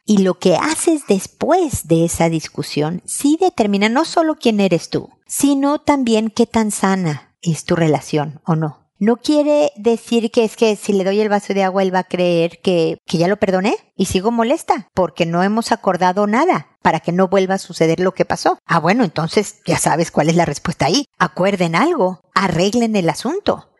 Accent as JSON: {"language": "Spanish", "country": "Mexico", "accent": "Mexican", "said": "te lo estoy diciendo en mexicano"}